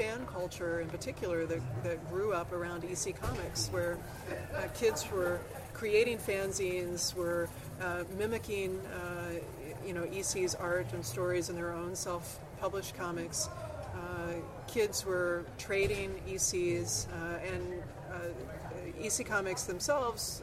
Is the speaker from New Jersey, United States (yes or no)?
no; Southern Indiana, United States; Southern Indiana, a little town called Vivi.